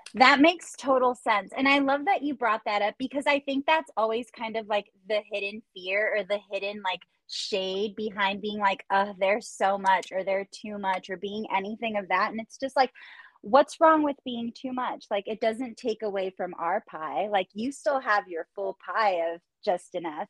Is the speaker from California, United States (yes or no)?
yes; Orange County, California, United States; moved away; You're from the same area that I'm from